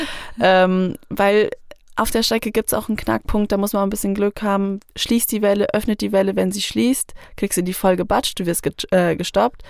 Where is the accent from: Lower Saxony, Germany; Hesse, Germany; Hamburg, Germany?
Hesse, Germany; Fulda; Ich komme aus Fulda